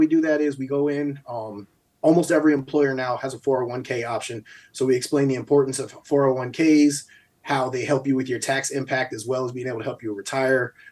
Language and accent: English; Albany, United States; moved away; also born or lived in New Mexico; growing up in Albany, we got a lot of family members who won't be able to retire